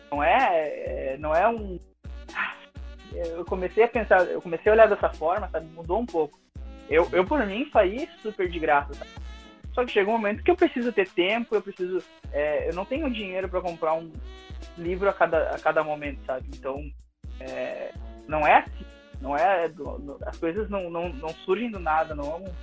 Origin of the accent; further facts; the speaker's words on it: Santa Maria, Rio Grande do Sul, Brazil; É, eu sou aqui de Santa Maria